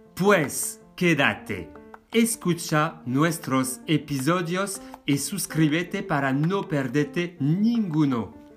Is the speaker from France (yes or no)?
yes; France; Spanish is a second language; moved away as an adult; now in Spain; un hombre francés de 45 años.